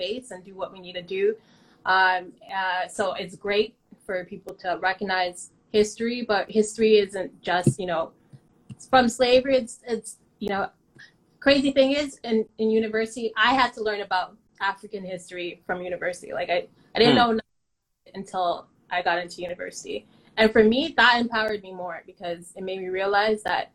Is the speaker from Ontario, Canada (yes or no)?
yes; Toronto, Ontario, Canada; Saying Jane and Finch really came with a stigma